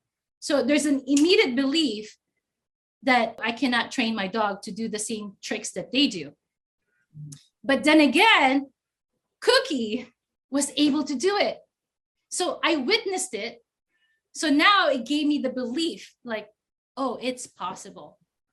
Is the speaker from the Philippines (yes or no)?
yes; Philippines; now in United States; 20 years ago, I grew up in the States because I grew up in the Philippines and then I grew up in the States.